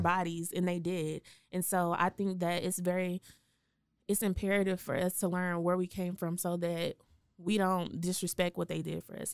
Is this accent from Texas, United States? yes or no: yes; Waco, Texas, United States; born or raised there; moved away as an adult; also born or lived in Dallas-Fort Worth